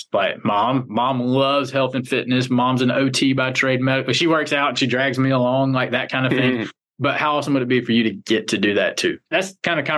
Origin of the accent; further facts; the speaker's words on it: the South, United States; I'm a hillbilly from the South